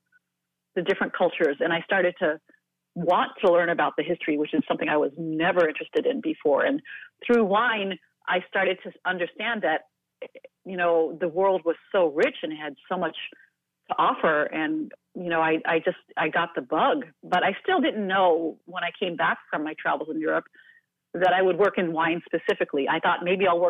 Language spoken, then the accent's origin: English; East Coast, United States; now in California, United States; I live in California. I was raised on the East Coast